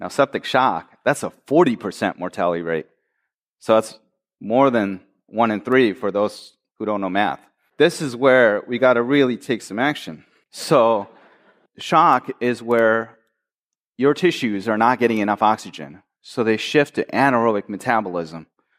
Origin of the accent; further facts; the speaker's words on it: Michigan, United States; I am from Michigan, after all.